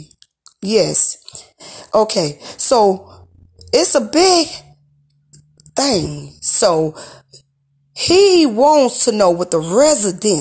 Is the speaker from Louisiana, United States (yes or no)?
yes; New Orleans, Louisiana, United States; now in Hattiesburg, United States; I'm originally from New Orleans